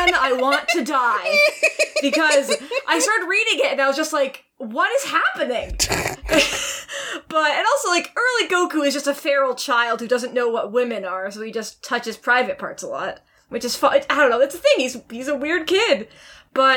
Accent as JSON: {"language": "English", "country": "Canada", "said": "I am Canadian"}